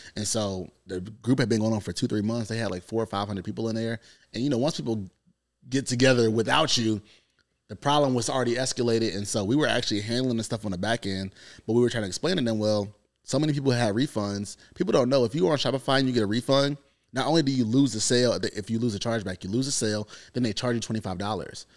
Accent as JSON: {"language": "English", "region": "North Carolina", "country": "United States", "said": "I come from North Carolina"}